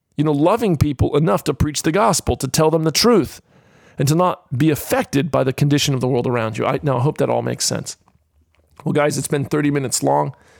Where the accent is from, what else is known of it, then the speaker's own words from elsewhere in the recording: Florida, United States; now in Australia; as a kid growing up in the state of Florida